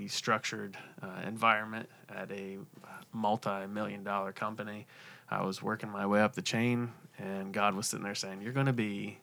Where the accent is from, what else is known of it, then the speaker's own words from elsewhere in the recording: Central Ohio, United States; now in South Point, United States; I grew up in Central Ohio. I was an hour east of Columbus, so I've been in the Central Ohio area my whole life